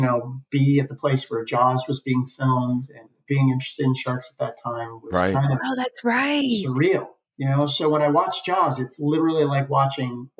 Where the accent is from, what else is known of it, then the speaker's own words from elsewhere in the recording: Martha's Vineyard, Massachusetts, United States; I grew up in Martha's Vineyard